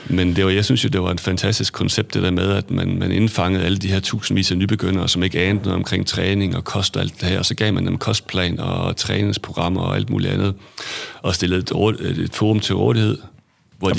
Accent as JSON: {"language": "Danish", "town": "Hadsund", "region": "North Denmark Region", "country": "Denmark", "tie": "born or raised there", "also_born_or_lived": "England / Aarhus", "said": "født og opvokset i Hadsund"}